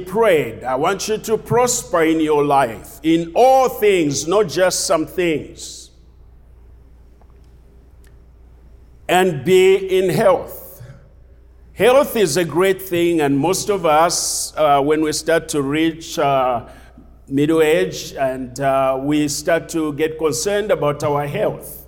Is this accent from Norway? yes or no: no; Zambia; moved away; I'm from Zambia, originally from Zambia.